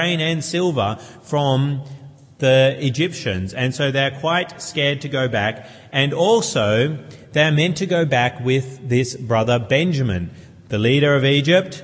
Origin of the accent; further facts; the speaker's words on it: New South Wales, Australia; also born or lived in Queensland; when I was 5, 6 years of age, we moved from Queensland, where I was born, to New South Wales. And I went to a new school